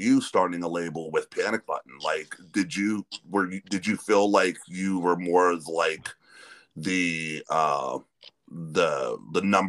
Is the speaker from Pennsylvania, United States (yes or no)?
yes; north of Pittsburgh, Western Pennsylvania, United States; me and a buddy of mine we're from Western Pennsylvania, north of Pittsburgh